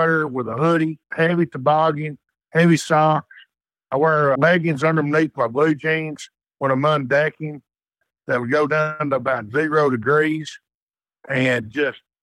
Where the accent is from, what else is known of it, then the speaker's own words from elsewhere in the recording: Texas, United States; I grew up in Texas